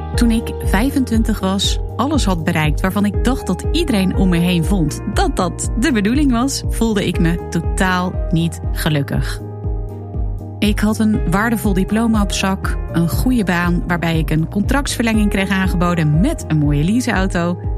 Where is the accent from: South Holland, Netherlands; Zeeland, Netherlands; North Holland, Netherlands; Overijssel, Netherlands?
Zeeland, Netherlands; Ik groeide als kind op in de Zeeuwse klei